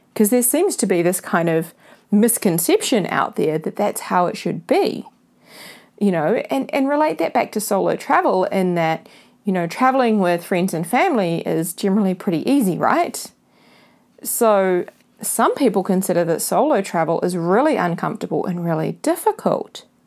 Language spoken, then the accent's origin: English; New Zealand; This is being recorded from my hometown, New Zealand